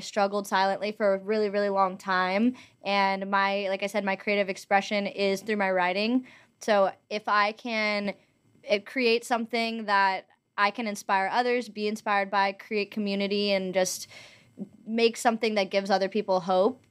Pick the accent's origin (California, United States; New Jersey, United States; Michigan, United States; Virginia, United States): California, United States; Los Angeles; also born or lived in Montana; I am from Los Angeles. I was born and raised here